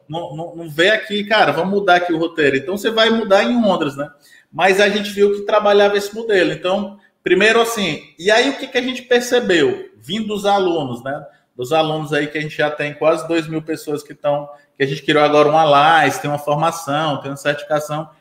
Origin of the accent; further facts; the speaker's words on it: Ceará, Brazil; also born or lived in Fortaleza; now in Eusébio, Brazil; eu sou cearense